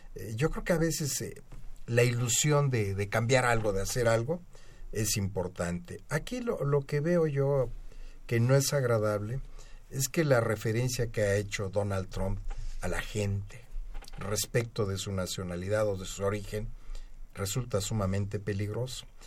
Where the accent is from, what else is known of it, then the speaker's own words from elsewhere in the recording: Mexico; como mexicano